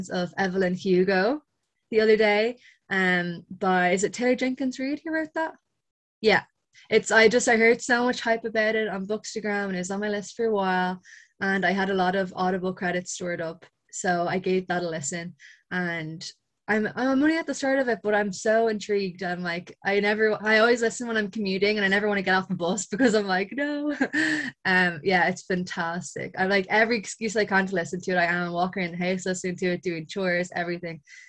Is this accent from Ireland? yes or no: yes; Ireland; I'm Irish